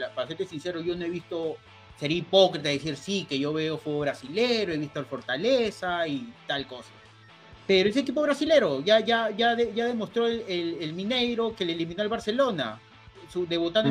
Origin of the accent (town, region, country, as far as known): Peru